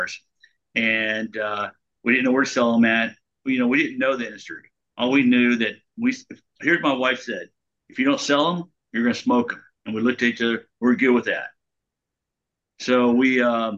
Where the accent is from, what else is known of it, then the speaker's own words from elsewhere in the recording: Texas, United States; I grew up in Texas.